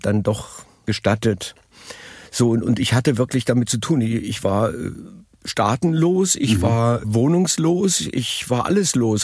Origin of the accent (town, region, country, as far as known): Berlin, Germany; born or raised there; also born or lived in Madrid, Spain / Munich, Germany